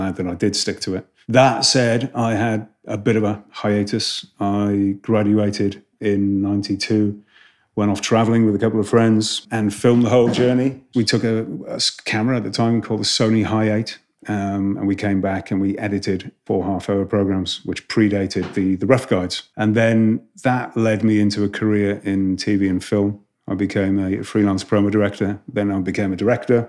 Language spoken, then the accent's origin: English; Wales, United Kingdom; also born or lived in Reading / Amsterdam; as a Welshman